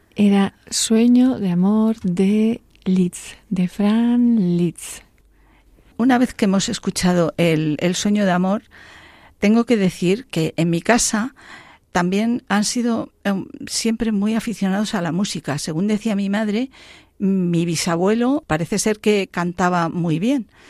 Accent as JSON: {"language": "Spanish", "town": "La Pola de Gordón", "region": "Castile and León", "country": "Spain", "tie": "born or raised there", "moved": "yes", "said": "yo soy de un pueblo de, de León, ¿eh? que se llama La Pola de Gordón"}